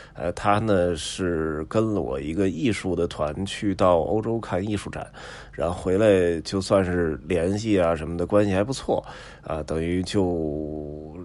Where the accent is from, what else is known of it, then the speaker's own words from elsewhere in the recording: Beijing, China; 北京人从小在这儿长大，也没发愁过房子问题